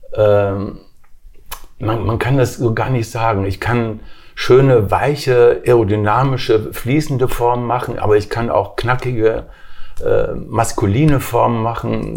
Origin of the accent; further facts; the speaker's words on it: Wuppertal, North Rhine-Westphalia, Germany; also born or lived in Weimar / Berlin; Ich bin in Weimar geboren. Meine Mutter ist aus Weimar, mein Vater ist aus Triest. Daher vielleicht auch das Talent, die Italiener, mhm. wie man weiß. Und äh, mit vier Jahren nach Berlin, mit acht Jahren nach Wuppertal